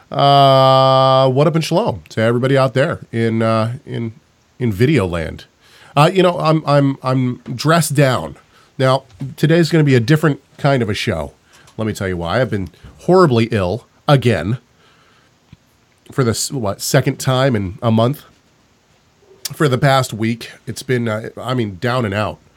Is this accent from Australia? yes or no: no; Canada; Trust me, I'm a Canadian here.